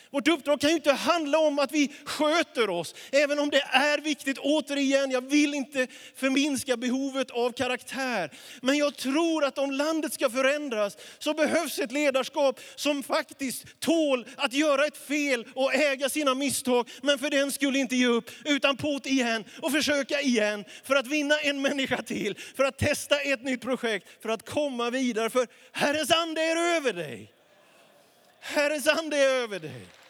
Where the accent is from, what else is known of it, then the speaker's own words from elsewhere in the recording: Småland highlands, Jönköping County, Sweden; now in Västerås, Sweden; Det var en liten by där jag växte upp